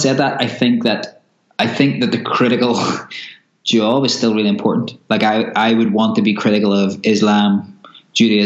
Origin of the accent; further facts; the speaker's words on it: Belfast, Northern Ireland, United Kingdom; I grew up in Belfast in Northern Ireland during the Troubles.